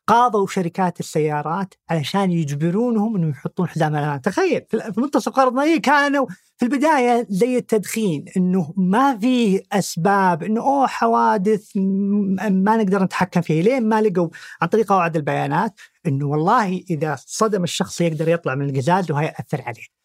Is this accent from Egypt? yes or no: no; Saudi Arabia